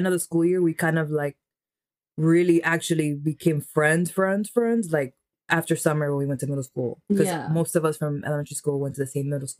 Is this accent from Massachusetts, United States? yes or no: no; New York City, New York, United States; born or raised there